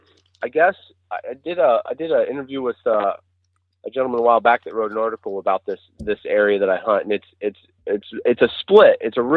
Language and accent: English; Ohio, United States; Well, I'm from Central Ohio. I live not so far out of Columbus, toward the Hocking Hills region